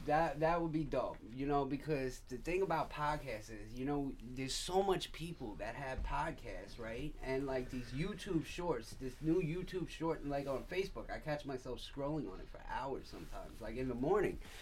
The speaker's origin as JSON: {"language": "English", "town": "Patchogue", "region": "New York", "country": "United States", "said": "I'm from Patchogue"}